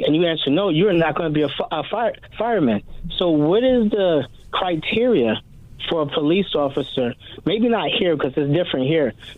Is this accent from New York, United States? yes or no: yes; New York City, New York, United States; now in Hawaii, United States; I'm from New York City. I moved here in 97